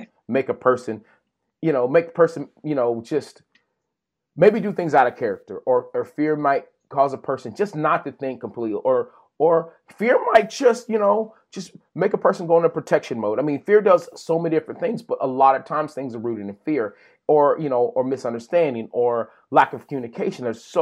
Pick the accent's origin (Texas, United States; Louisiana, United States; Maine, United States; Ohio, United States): Texas, United States; We're from Texas.